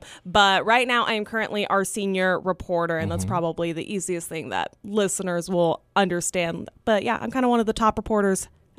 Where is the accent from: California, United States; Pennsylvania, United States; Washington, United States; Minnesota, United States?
California, United States; Bakersfield; also born or lived in Arvin; Technically, when I was born in Bakersfield, Mercy Hospital, but my family was actually living in Arvin at the time. We officially moved into like Bakersfield when I was about 2 years old. And that's pretty much where I've grown up.